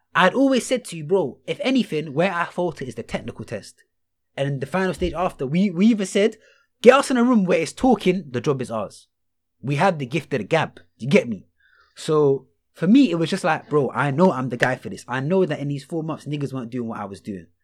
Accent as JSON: {"language": "English", "region": "London", "country": "United Kingdom", "said": "I'm from Rockhampton"}